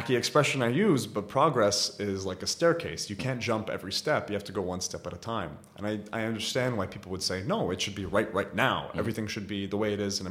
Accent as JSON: {"language": "English", "town": "Riyadh", "region": "Riyadh Province", "country": "Saudi Arabia", "tie": "born or raised there", "also_born_or_lived": "United States", "moved": "yes", "said": "when I was growing up in Riyadh"}